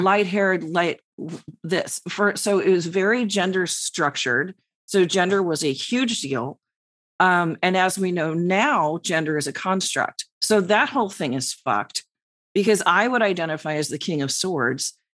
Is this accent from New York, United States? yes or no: yes; New York, United States; the New Yorker